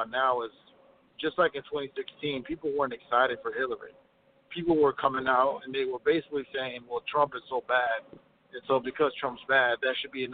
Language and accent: English; Midwest, United States; I'm from the Midwest